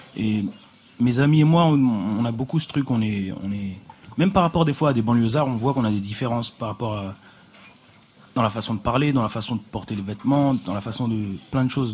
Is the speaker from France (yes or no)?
yes; Paris, Île-de-France, France; J'ai grandi à Paris, j'ai grandi avec des gens de toutes les couleurs